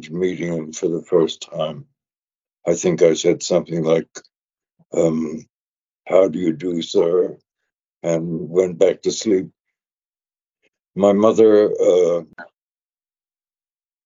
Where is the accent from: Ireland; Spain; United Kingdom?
United Kingdom; London; moved away; I was born in London